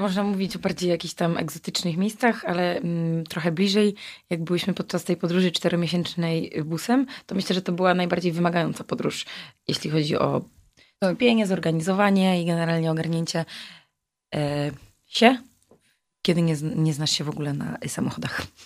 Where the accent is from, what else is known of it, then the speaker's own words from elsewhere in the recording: Wrocław, Lower Silesian Voivodeship, Poland; Ja wysyłałam z Wrocławia, jako że jestem z tego miasta